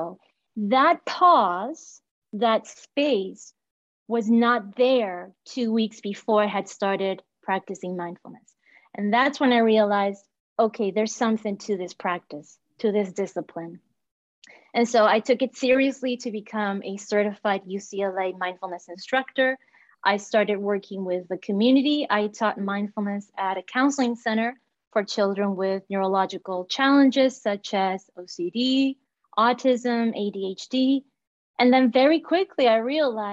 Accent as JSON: {"language": "English", "region": "Montevideo", "country": "Uruguay", "tie": "born or raised there", "also_born_or_lived": "Southern California", "second_language": "English", "moved": "as an adult", "lives_now": "United States", "said": "I'm born and raised in Montevideo, Uruguay. English is my second language."}